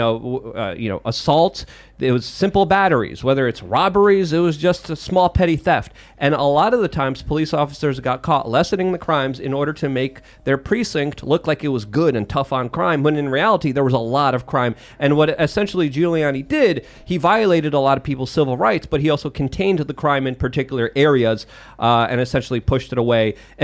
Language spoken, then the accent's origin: English; New York City, New York, United States; Because I grew up in New York City in the 90s.